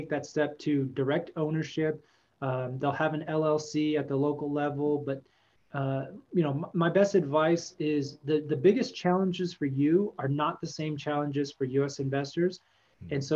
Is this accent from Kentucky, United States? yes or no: no; Texas, United States; I grew up in Texas